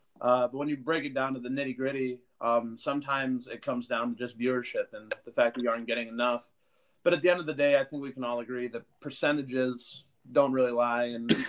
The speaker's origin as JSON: {"language": "English", "town": "Boston", "region": "Massachusetts", "country": "United States", "tie": "born there", "said": "I was born in Boston, so pretty much every Boston team, you're going to get a pretty big response out of me"}